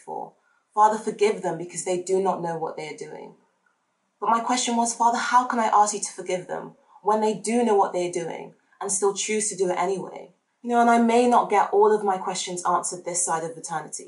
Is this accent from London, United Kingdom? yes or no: no; Devon, South West England, United Kingdom; also born or lived in Nigeria; I was raised in Devon by white British guardians